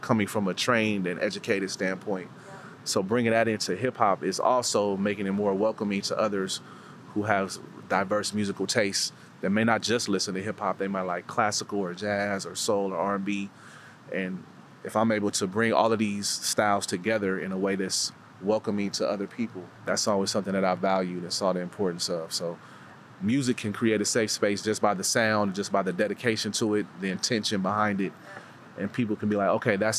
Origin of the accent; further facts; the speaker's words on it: Oakland, California, United States; growing up in the Oakland community